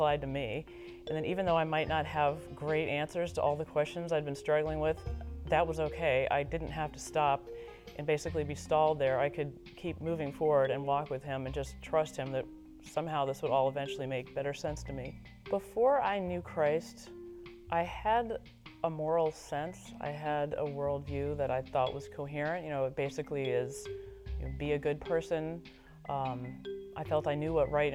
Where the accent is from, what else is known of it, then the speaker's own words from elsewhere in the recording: Washington, District of Columbia, United States; moved away as an adult; also born or lived in Massachusetts / Michigan; I was born and raised in Washington, D.C., in the shadow of the National Cathedral